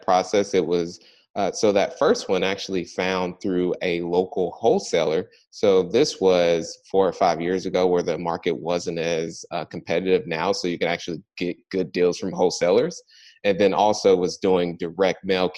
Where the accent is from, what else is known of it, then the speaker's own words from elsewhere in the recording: Indianapolis, Indiana, United States; Based here, born and raised in Indianapolis